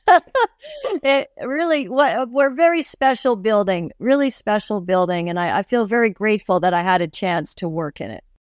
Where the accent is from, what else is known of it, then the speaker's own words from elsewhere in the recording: Toronto, Ontario, Canada; moved away as an adult; now in Calgary, Canada; I was born in Toronto. I was born, uh, in the, in Leaside area, so East York.